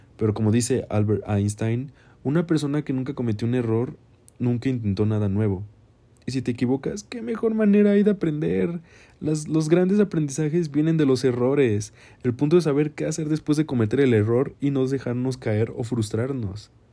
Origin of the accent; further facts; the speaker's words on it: Mexico; yo soy un artista mexicano